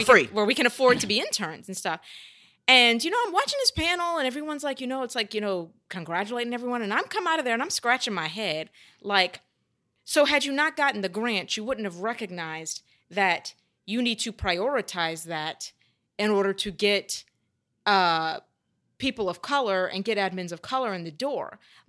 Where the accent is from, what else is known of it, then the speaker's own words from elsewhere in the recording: Louisiana, United States; I came from Louisiana, knew very little about theater